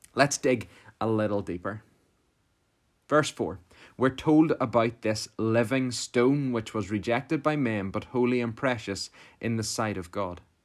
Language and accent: English; Portadown, Northern Ireland, United Kingdom; I'm from Portadown